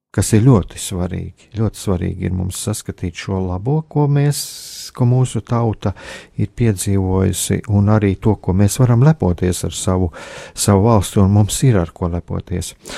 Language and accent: Latvian; Latvia; mēs esam latvieši, mēs, jā, mēs piedaram latviešu tautai